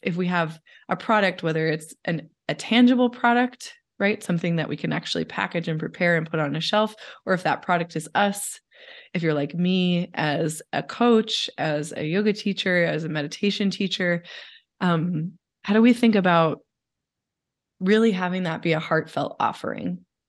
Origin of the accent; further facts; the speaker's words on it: Pacific Northwest, United States; I'm from the Pacific Northwest